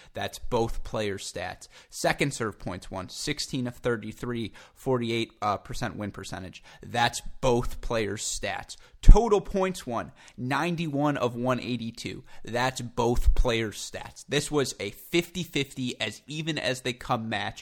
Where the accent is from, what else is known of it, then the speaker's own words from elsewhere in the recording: United States; as an American